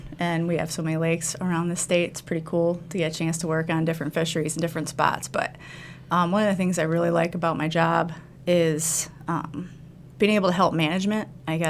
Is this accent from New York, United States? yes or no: no; Toledo, Ohio, United States; moved away as an adult; also born or lived in South Dakota / Florida; now in Wisconsin, United States; But I'm also from Ohio. I'm from Northwest Ohio, so I grew up outside of Toledo, and I love Ohio.